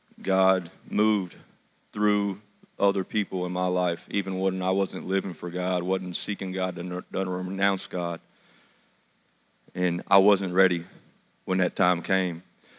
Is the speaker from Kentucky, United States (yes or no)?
yes; Madisonville, Kentucky, United States; From Madisonville, Kentucky.